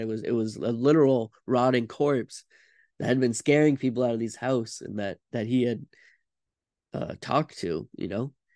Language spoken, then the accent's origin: English; Vermont, United States; I'm from Vermont